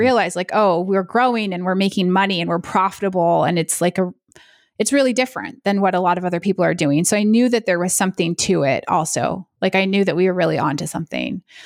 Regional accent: United States; I'm American

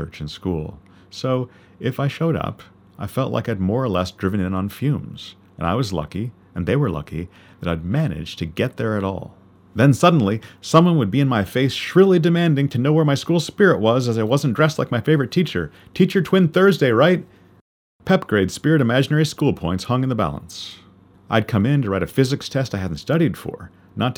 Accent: Canada; being a Canadian of British descent

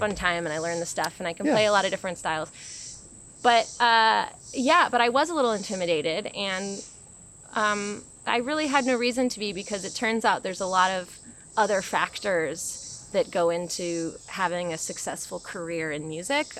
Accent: Olympia, Washington, United States; moved away as an adult; also born or lived in Bellingham, Washington / Denver / Boston; I'm from Olympia, and I went to school in Bellingham, Washington originally

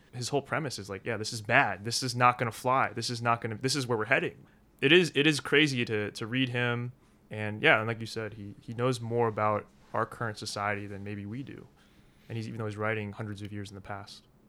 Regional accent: Philadelphia, Pennsylvania, United States; also born or lived in Korea; now in Rome, Italy; My parents, they adopted me from Korea. They lived in Philadelphia at the time

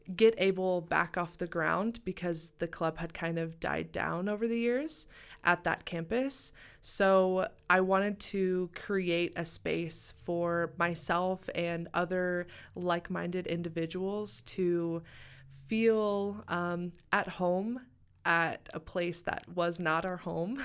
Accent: Springdale, Arkansas, United States; moved away as an adult; also born or lived in Tahlequah, Oklahoma; now in Missoula, United States; I was born and raised in Springdale, Arkansas

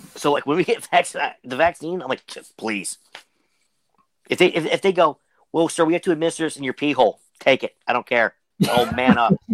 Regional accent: Pittsburgh, Pennsylvania, United States; I'm from Pittsburgh

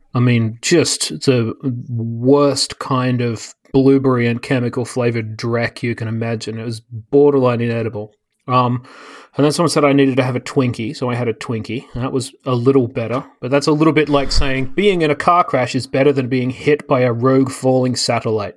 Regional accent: Australia; moved away as an adult; now in United States; I don't remember growing up with, I mean, maybe because Australia is full of everyone from everywhere.

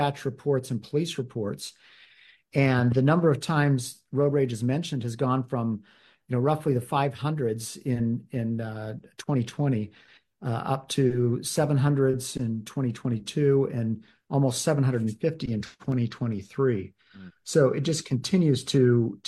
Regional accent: Davis County, Utah, United States; I'm from Davis County. I was city council member and mayor of Centerville

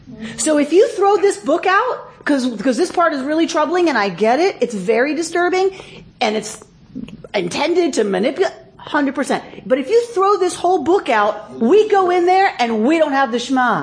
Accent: United States; I'm still an American and I'm still a patriot

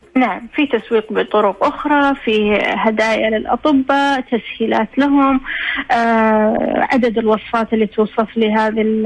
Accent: Saudi Arabia; احنا عندنا في السعودية

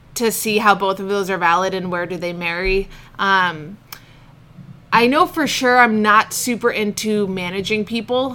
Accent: the Seacoast, New Hampshire, United States; also born or lived in Portland, Oregon / Oman / England; I moved to the seacoast when I was about eight. Okay. And I've been here ever since

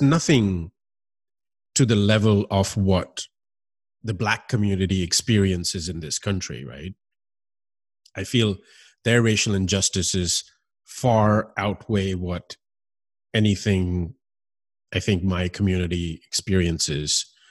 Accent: United States; also born or lived in Miami; growing up in this country

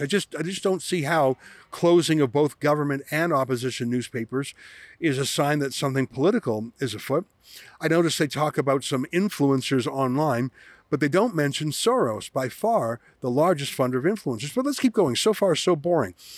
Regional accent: Canada; I come from Canada

